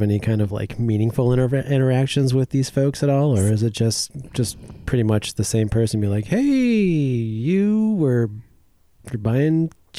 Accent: Illinois, United States; moved away as an adult; now in Oregon, United States; I am from the farmlands of Illinois.

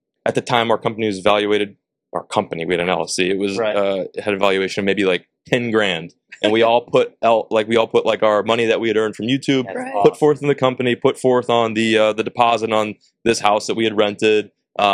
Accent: Illinois, United States; moved away as an adult; now in Texas, United States; When I grew up in Illinois

